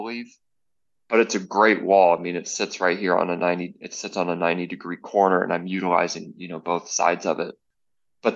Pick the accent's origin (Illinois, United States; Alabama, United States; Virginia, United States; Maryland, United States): Alabama, United States; North; now in Dallas, United States; I'm originally from North Alabama, the southeast